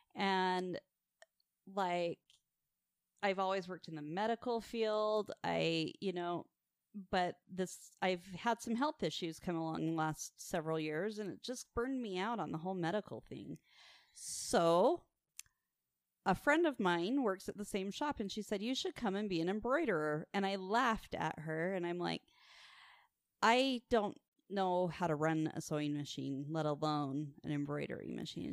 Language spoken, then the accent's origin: English; Farmington, Utah, United States; I grew up in the booming metropolis of Farmington, Utah